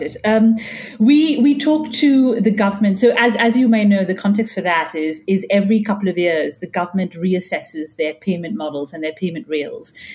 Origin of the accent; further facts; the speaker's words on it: India; moved away; I'm Indian and I grew up there